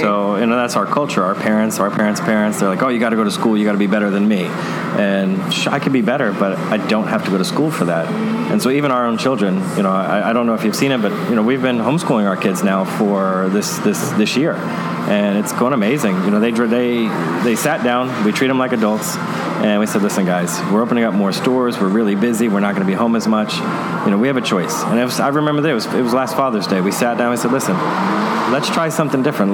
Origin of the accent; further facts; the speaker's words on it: New York City, New York, United States; moved away as an adult; now in Tampa Bay, United States; growing up in Brooklyn, New York